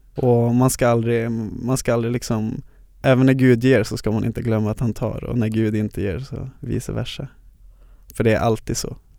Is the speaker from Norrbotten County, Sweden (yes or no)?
yes; Luleå, Norrbotten County, Sweden; moved away as an adult; now in Stockholm, Sweden; jag från Luleå där jag är born and raised